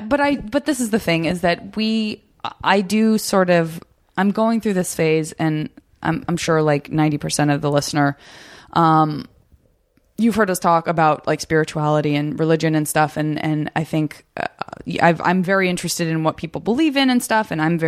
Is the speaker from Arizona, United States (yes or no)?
yes; Arizona, United States; also born or lived in San Francisco; And I'm from Arizona. So yeah, I would read the Arizona issue.